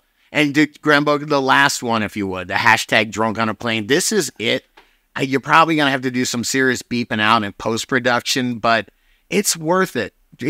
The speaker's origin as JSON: {"language": "English", "town": "New York City", "region": "New York", "country": "United States", "said": "I'm from New York fucking city, all right?"}